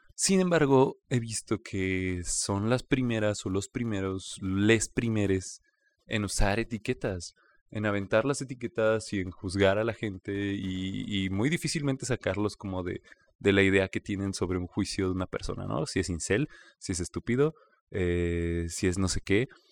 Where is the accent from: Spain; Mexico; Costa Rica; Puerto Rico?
Mexico; como mexicanos